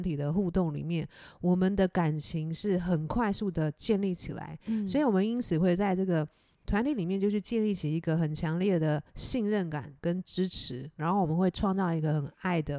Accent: Taiwan; 我我是台湾人。

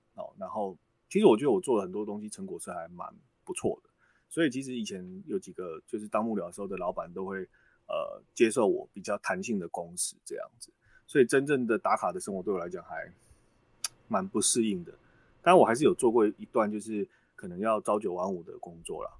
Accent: Xiluo, Yunlin County, Taiwan; moved away as an adult; now in New Taipei, Taiwan; 我出生于云林县西罗镇，那大学以前都在云林生活。一直到念大学才搬到北部，然后念书工作

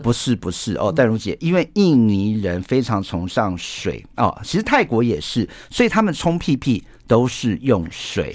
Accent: Taiwan; 我们台湾人

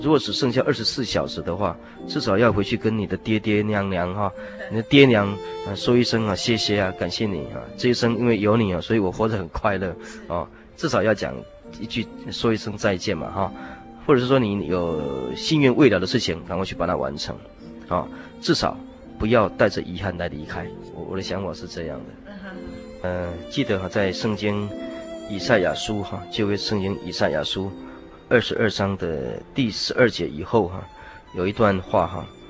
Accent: Taiwan; 我们台湾人已经变成了一种灾难的健忘症

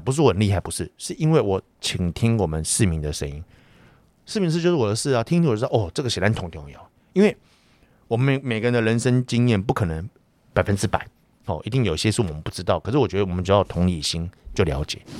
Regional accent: Taiwan; 我们台湾人民

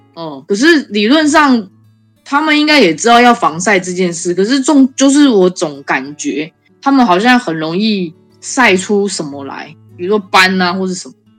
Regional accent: Taiwan; moved away as an adult; now in Canada; 我是来自台湾

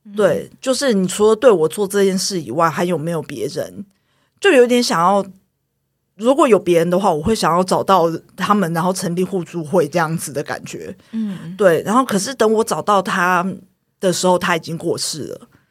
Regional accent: Taiwan; 我是眷村长大的小孩，然后我是眷村第三代

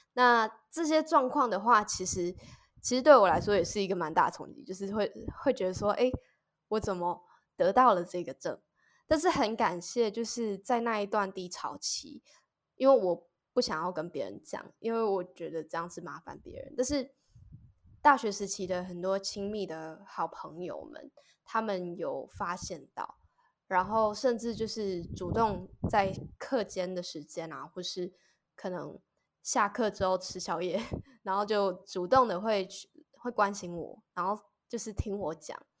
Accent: Taiwan; 小时候我其实也是在乡下长大的孩子

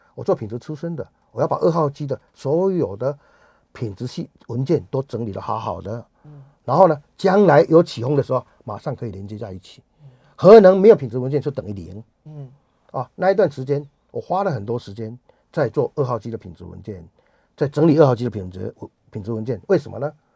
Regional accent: rural southern Taiwan, Taiwan; 我是台，一个台湾人，一个南部乡下的台湾人

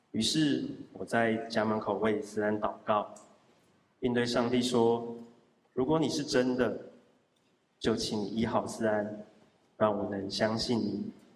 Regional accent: Zhudong, Hsinchu County, Taiwan; 我出生在竹东客家小镇

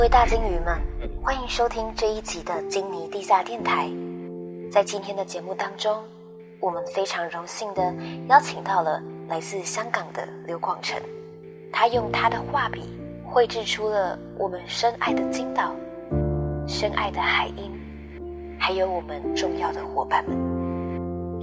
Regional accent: Taiwan; 身为台湾人，我们在台湾

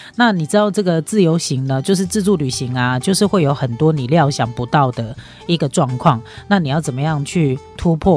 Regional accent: Taiwan; 就以我们台湾人来说

